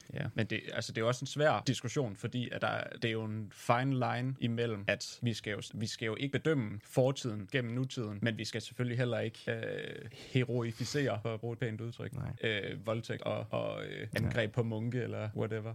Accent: Aarhus, Central Denmark Region, Denmark; Swedish is a second language; jag är från Aarhus

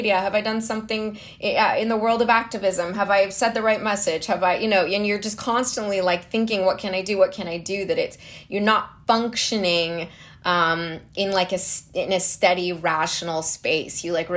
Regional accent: Calgary, Alberta, Canada; moved away as an adult; also born or lived in Vancouver; now in Los Angeles, United States; I was born in Calgary, Alberta, Canada

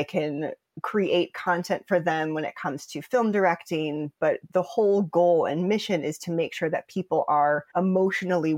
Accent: Des Moines, Iowa, United States; moved away as an adult; also born or lived in Chicago, Illinois; I'm a mixed girl from Des Moines, Iowa, that moved immediately to Chicago as soon as she possibly could after graduating high school. So I love growing up in Des Moines.

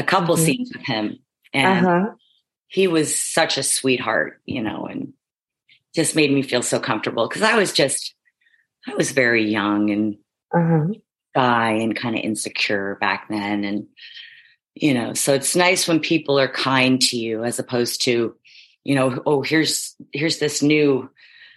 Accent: Kansas City, Missouri, United States; moved away as an adult; also born or lived in California; now in Los Angeles, United States; I was raised in Kansas City from like 7 till my first year of college, 17 years old

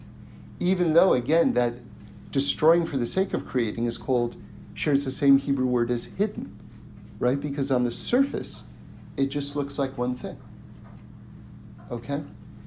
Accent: New York City, New York, United States; I grew up in New York City and, you know, born and raised in apartments

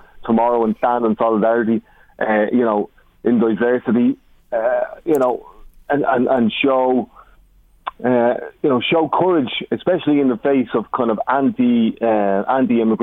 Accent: Ireland; as an Irish person

